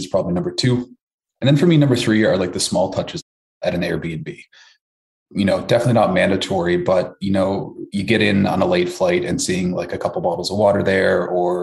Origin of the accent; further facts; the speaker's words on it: Newfoundland and Labrador, Canada; moved away as an adult; also born or lived in Toronto; originally from Newfoundland, Canada